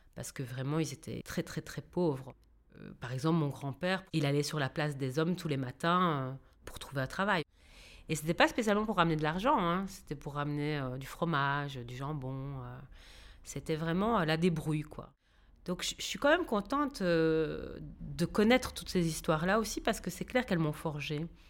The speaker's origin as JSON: {"language": "French", "town": "Seraing", "region": "Wallonia", "country": "Belgium", "tie": "born or raised there", "also_born_or_lived": "Liège", "moved": "as an adult", "lives_now": "Brussels, Belgium", "said": "j'ai vécu euh, à Serein, comme on dit c'est Serein, mais on dit Serein. Je suis née à Liège et euh, j'ai fait toutes mes études euh, là."}